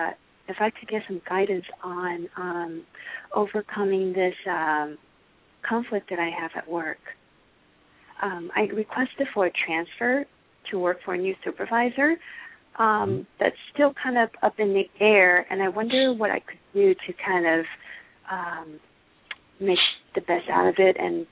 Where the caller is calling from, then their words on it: Georgia, United States; from Georgia.